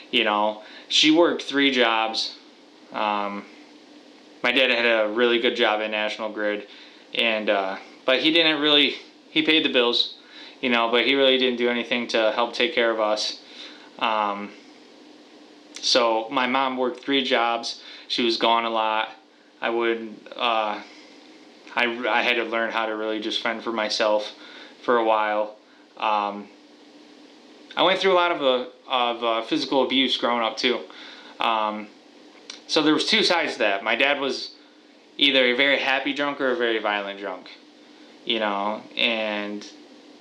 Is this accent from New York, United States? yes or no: yes; Watertown, New York, United States; I am from Watertown, New York, and I am 27 years old